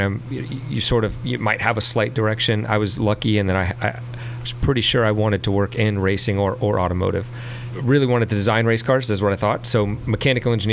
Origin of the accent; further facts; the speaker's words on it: Richmond, Virginia, United States; I'm from the Richmond area. I went to Godwin High School